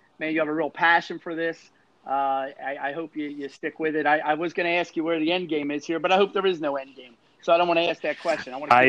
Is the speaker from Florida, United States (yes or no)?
no; Philadelphia, Pennsylvania, United States; now in central Western Pennsylvania, United States; I'm from Philadelphia, but I'm out here in central Western PA.